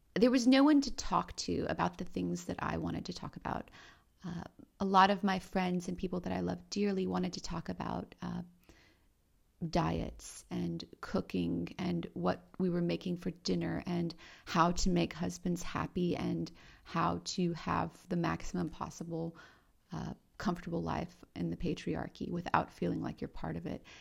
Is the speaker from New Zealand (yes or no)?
no; Romania; moved away; I was born in Romania